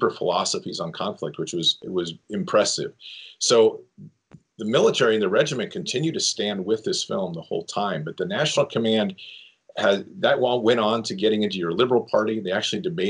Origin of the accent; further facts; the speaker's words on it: United States; as an American